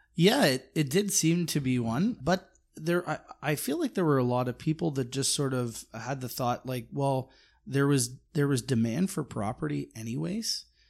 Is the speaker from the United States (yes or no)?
no; Canada; me as a as a Canadian. I sort of sit up here